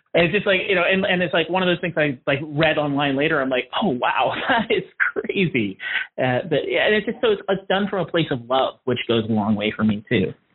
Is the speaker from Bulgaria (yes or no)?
no; Canada; being Canadian